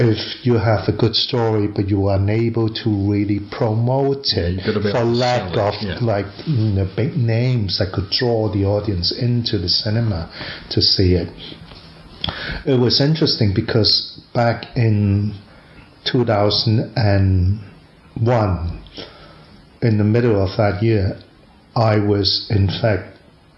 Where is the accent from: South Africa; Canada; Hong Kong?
Hong Kong; from Hong Kong